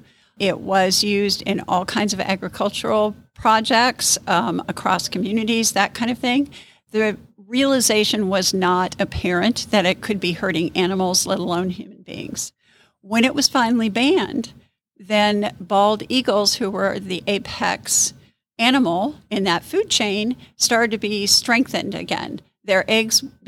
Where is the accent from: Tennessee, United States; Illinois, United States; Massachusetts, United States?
Illinois, United States; Central; moved away as an adult; also born or lived in Texas; now in Wabasha, United States; I'm originally from Central Illinois, another small town